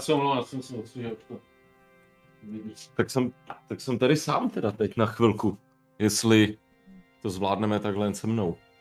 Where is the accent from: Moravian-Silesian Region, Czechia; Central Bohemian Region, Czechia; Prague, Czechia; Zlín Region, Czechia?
Prague, Czechia; my jsme z Prahy